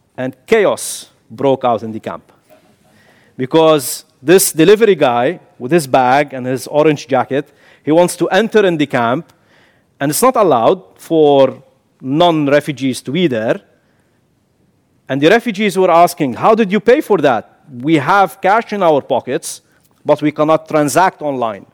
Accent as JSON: {"language": "English", "country": "Kuwait", "tie": "born or raised there", "also_born_or_lived": "Syria / The Hague, Netherlands", "moved": "as an adult", "lives_now": "Netherlands", "said": "I'm born in Kuwait, but my father is Syrian. I carry the Syrian nationality."}